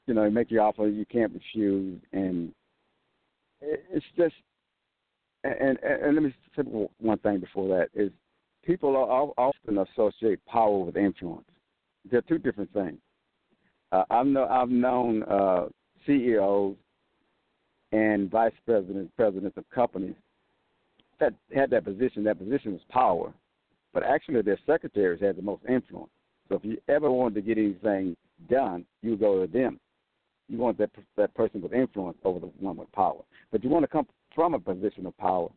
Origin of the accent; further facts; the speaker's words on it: Texas, United States; I'm from Texas, so when I'm in California, I'm still in America